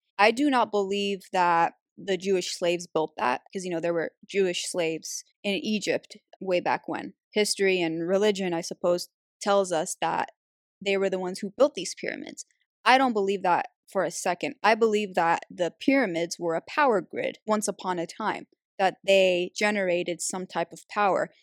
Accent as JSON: {"language": "English", "country": "Algeria", "said": "I'm from Algeria"}